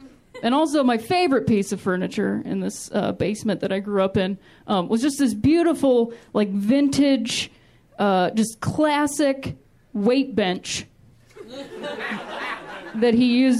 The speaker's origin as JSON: {"language": "English", "region": "Ohio", "country": "United States", "said": "Like I said, I'm from Ohio, which I like to call the thinking man's Indiana."}